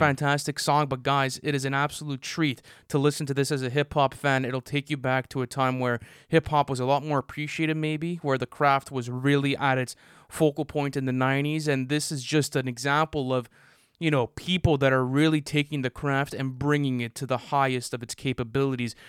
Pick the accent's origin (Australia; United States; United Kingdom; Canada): Canada; we're Canadian